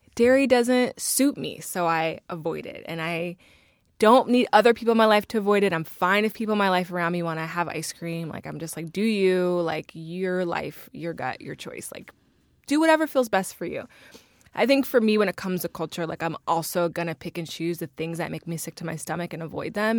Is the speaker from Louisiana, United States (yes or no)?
no; Northern Virginia, United States; I'm from Virginia, as we all are.